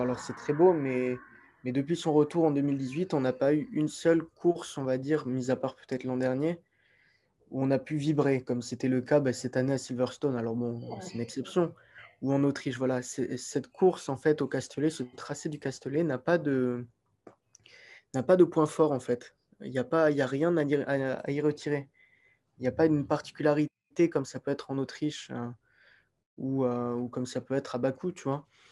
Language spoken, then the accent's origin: French; France; nous, en tant que Français